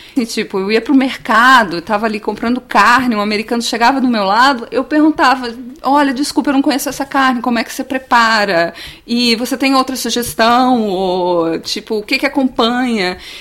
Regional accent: Brazil; moved away as an adult; now in California, United States; eu sou brasileira

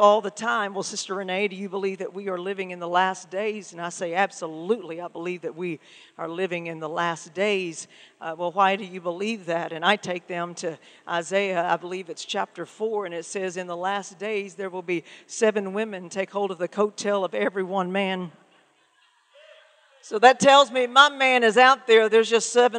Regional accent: Muskogee, Oklahoma, United States; I am from Oklahoma, from Muskogee, Oklahoma, which means I am an official, genuine, authentic ….

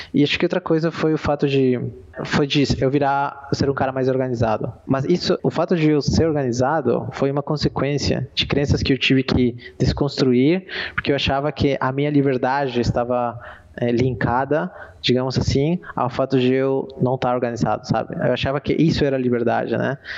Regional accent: Peru; eu sou peruano

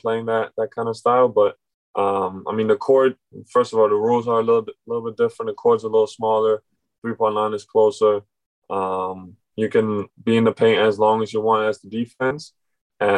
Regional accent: Germany; also born or lived in Berlin; now in Orlando, United States; growing up in Germany

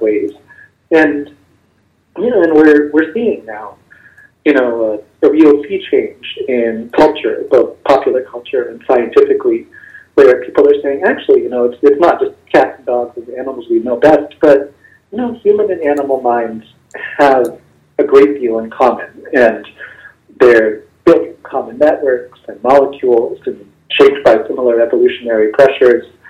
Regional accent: Bangor, Maine, United States; also born or lived in New York; now in Bethesda, Maryland, United States; I grew up in Bangor, Maine, which is a, a small city

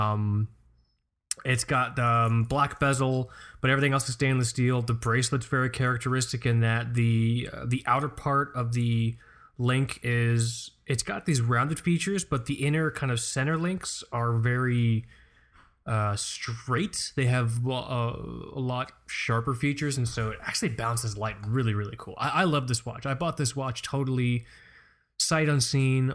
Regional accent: Florida, United States; moved away; also born or lived in Amityville, Long Island, New York; I grew up in Florida

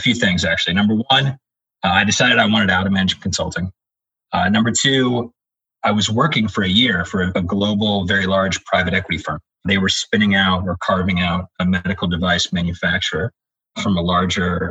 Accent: Virginia, United States; I grew up in Virginia

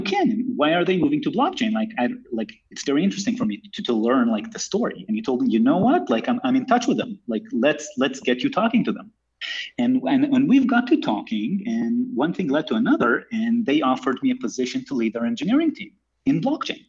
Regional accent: Israel; also born or lived in United States; I'm born and raised in Israel, although I lived in the US for a couple of years.

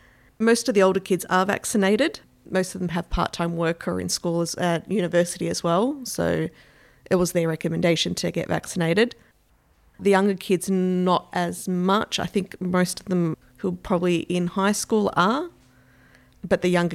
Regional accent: Carlton, Victoria, Australia; born there; I was born in 1981 in Carlton.

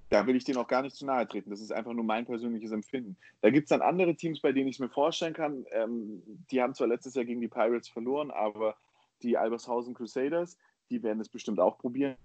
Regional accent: Baden-Württemberg, Germany; moved away; In Baden-Württemberg ist es auch so, wo ich ja ursprünglich herkomme

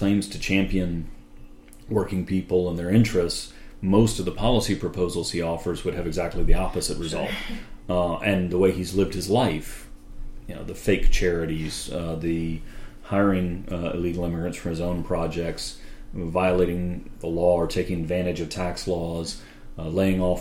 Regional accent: Durham, North Carolina, United States; I grew up in Durham, North Carolina

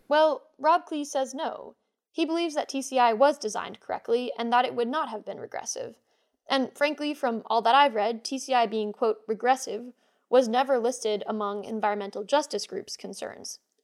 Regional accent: Rhode Island, United States; My home state, Rhode Island

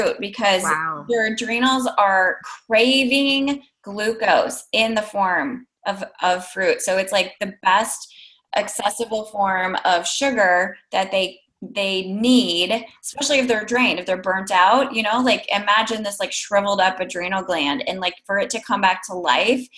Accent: Iowa, United States; I'm from Iowa

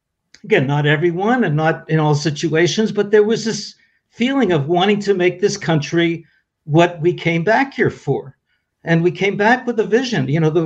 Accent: Toronto, Ontario, Canada; now in Israel; You know, I made Aliyah. I came to Israel from Toronto, Canada.

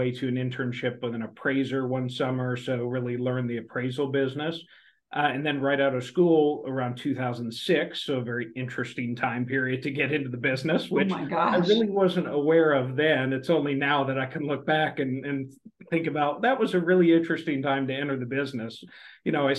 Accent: outside of Oklahoma City, United States; I grew up outside of Oklahoma City

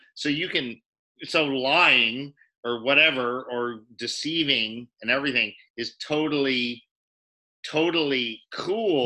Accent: Reno, Nevada, United States; moved away; also born or lived in Japan; I grew up in Reno, Nevada

